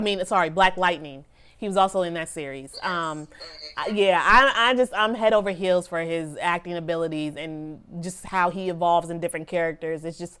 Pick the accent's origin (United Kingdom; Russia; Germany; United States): United States; Virginia; now in Maryland, United States; I'm in Maryland and I'm from Virginia